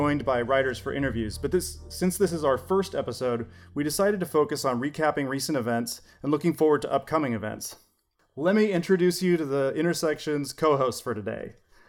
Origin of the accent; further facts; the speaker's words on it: Los Angeles, California, United States; Turns out we're both from Northeast LA.